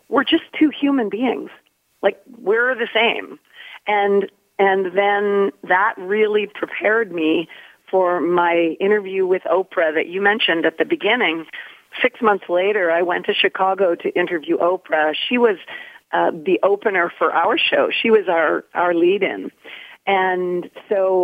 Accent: Nova Scotia, Canada; I was from Nova Scotia

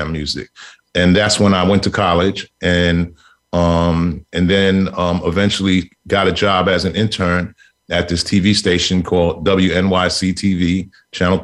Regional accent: New York City, New York, United States; also born or lived in Brooklyn, New York; we moved to Queens Village, and we were the third Black family on the block.

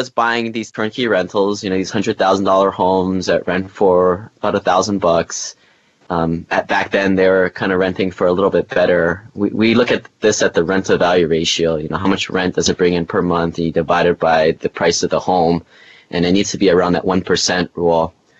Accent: Hawaii, United States; moved away as an adult; I grew up in Hawaii, went to the school on the mainland

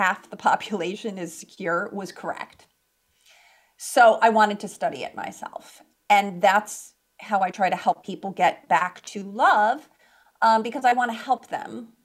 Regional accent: Chicago, Illinois, United States; moved away as an adult; also born or lived in California; I moved out actually from Chicago, which is where I was born and raised, to California

